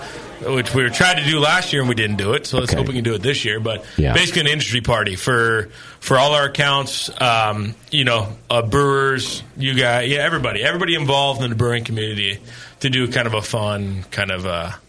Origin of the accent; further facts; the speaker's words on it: Livermore, California, United States; It's not, I grew up